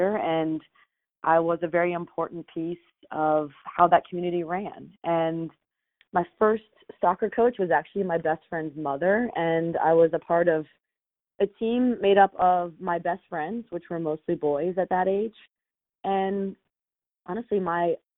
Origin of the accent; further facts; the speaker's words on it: Silver Spring, Maryland, United States; I grew up in Silver Spring, Maryland, not far from where I live now